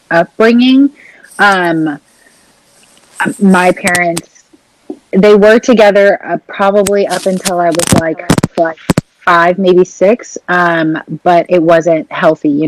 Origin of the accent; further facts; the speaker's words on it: Portland, United States; I'm from Portland